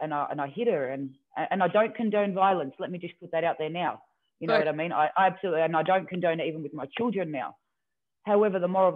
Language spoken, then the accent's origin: English; Melbourne, Victoria, Australia; when I was in my teenage years, I moved from Melbourne, and then we moved further out closer